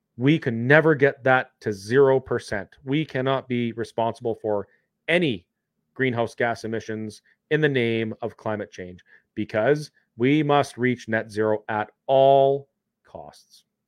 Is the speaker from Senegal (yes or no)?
no; Canada